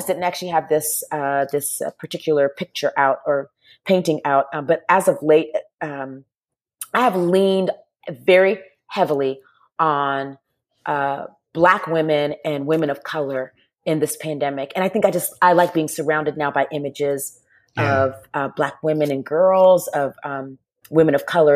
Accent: Charleston, South Carolina, United States; I grew up in the near Charleston, South Carolina

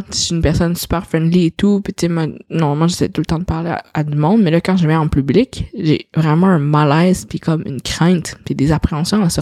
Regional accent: China; French is a second language; je suis une petite chinoise puis euh, ah, je parle donc même bien pour quelqu'un qui vient de la Chine.

